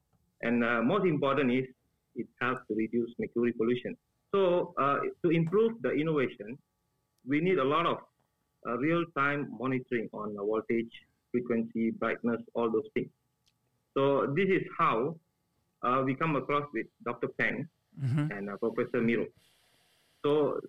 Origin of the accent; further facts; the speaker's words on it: Kuching, Sarawak, Malaysia; I'm from Kuching